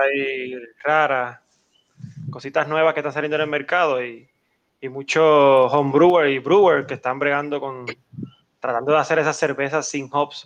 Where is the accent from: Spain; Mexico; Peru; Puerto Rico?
Puerto Rico